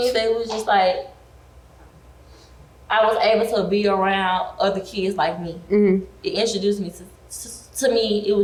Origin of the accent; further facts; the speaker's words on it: Birmingham, Alabama, United States; also born or lived in Montgomery, Alabama; now in Atlanta, United States; I'm from Alabama, Birmingham, Alabama. Went to school in Montgomery, Alabama State University. Didn't graduate, but I did try. Raised and born country girl, living in the city